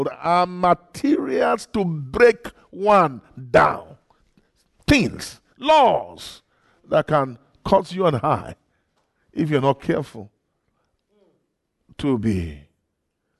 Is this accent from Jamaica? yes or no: no; Nigeria; I'm a flesh from Nigeria